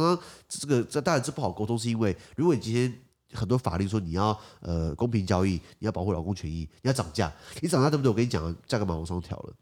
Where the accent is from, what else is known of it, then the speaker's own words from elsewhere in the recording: Taiwan; 我母语在台湾不是用英文